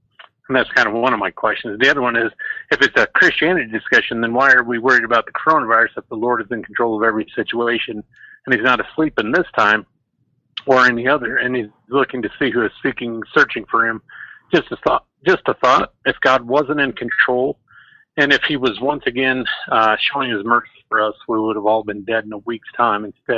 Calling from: Nebraska, United States

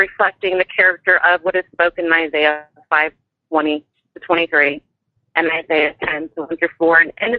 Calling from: Kansas City, Missouri, United States; I'm calling from the Kansas City, Missouri area.

